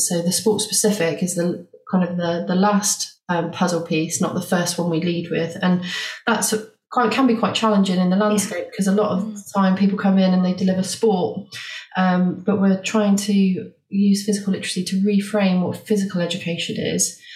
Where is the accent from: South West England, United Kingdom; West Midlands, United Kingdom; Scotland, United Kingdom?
South West England, United Kingdom; Bath; moved away as an adult; also born or lived in Liverpool; I came back to Bath, which is my hometown, to start a family.